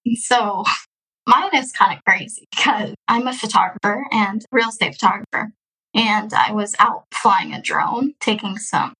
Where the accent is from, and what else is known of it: Houston, Texas, United States; born or raised there; also born or lived in Russia